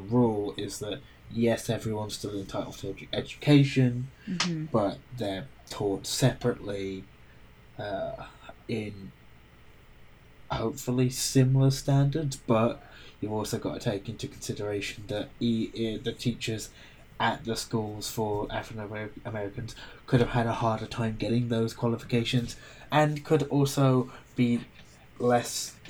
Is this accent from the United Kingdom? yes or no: yes; United Kingdom